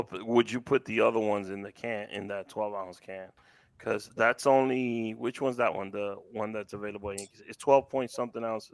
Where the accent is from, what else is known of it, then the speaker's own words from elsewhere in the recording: New York City, New York, United States; Growing up in Washington Heights, after softball games on Saturdays or after school